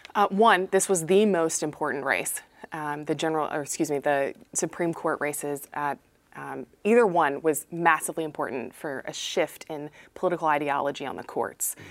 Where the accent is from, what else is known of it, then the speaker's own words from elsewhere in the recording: Eastern North Carolina, United States; I'm from Eastern North Carolina